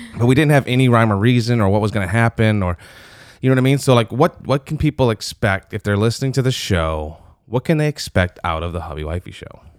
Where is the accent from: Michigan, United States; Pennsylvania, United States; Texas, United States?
Michigan, United States; also born or lived in Steubenville, Ohio; now in Louisiana, United States; I was born in Michigan